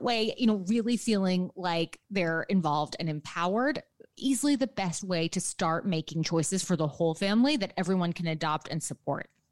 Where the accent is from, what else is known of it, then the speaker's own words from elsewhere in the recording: New York City, New York, United States; I am a New Yorker born and raised. So I grew up in lower Manhattan